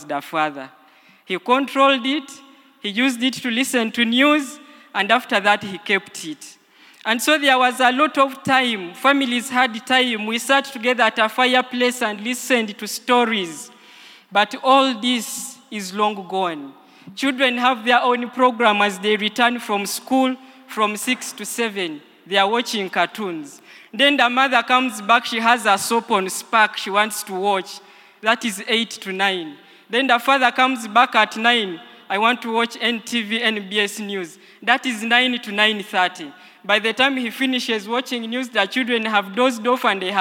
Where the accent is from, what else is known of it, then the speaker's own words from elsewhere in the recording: Busia, Eastern Region, Uganda; I come from Busia